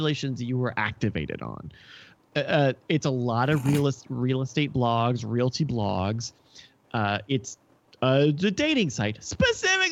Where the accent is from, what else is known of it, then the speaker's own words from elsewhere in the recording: Virginia, United States; now in Texas, United States; I'm in Texas. I'm from Virginia, the show me state